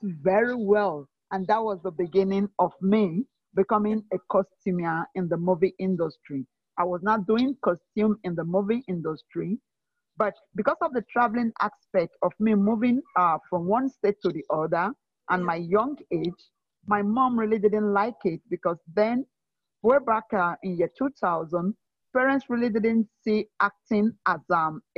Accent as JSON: {"language": "English", "town": "Benin City", "region": "Edo", "country": "Nigeria", "tie": "born or raised there", "also_born_or_lived": "Port Harcourt, Rivers State, Nigeria", "said": "I'm from Edo State, Nigeria, and I'm born into a family of eight. I am the second child of that family. I had my early education in Benin City."}